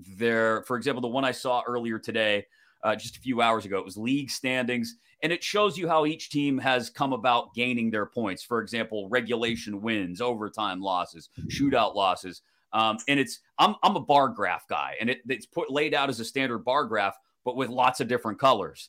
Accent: United States; us dumb Americans

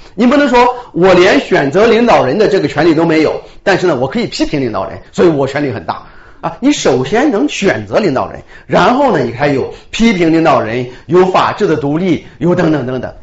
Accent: Shandong, China; now in Victoria, Canada; 我是山东的一个小地方出来的人

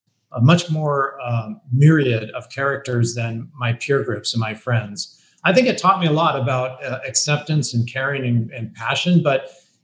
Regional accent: Bellevue, Washington, United States; I grew up in Bellevue, Washington. It's outside of Seattle, Washington

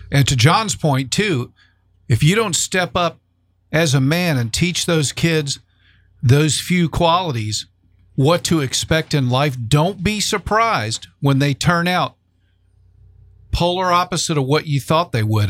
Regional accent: South Florida, United States; also born or lived in New Jersey; I was born and raised in South Florida, then moved to North Florida

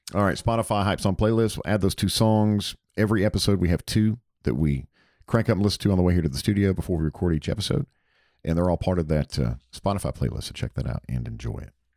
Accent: Hickory, North Carolina, United States; now in Alpharetta, United States; I grew up in Hickory, North Carolina, about sixty miles outside of Charlotte

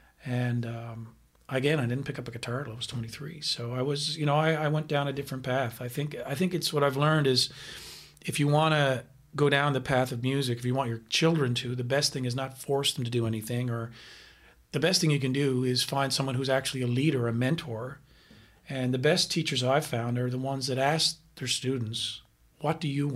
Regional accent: Carbonear, Newfoundland and Labrador, Canada; I was born in Newfoundland, a little place called Carbonear, which is about 2 hours from St. John's, where I was eventually raised in the Catholic school system

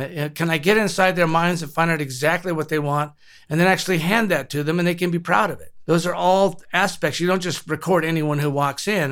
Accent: Compton, California, United States; moved away as an adult; now in New Mexico, United States; I was born and raised in Compton

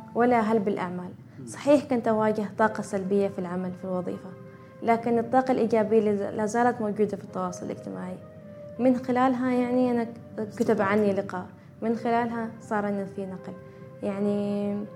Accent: Oman; احنا في عمان عندنا اكثر من ولاية وفي كل ولاية عندنا لبسنا الخاص

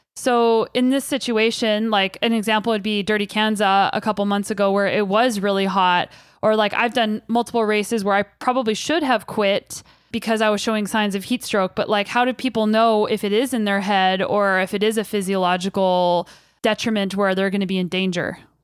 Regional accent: Kelowna, British Columbia, Canada; my hometown of Kelowna, British Columbia

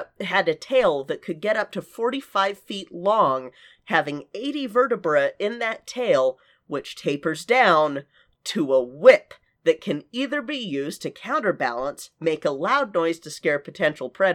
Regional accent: United States; also born or lived in Utah; growing up in Colorado and Utah

